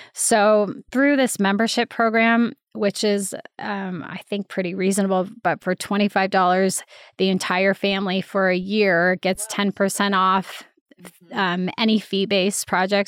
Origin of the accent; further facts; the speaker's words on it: Boulder, Colorado, United States; I loved growing up in Boulder